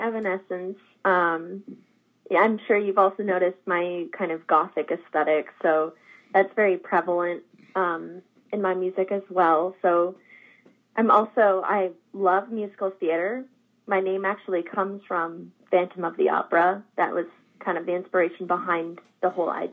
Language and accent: English; Jeffersonville, Vermont, United States; also born or lived in Alaska / New York City; now in Hendersonville, United States; I grew up in Vermont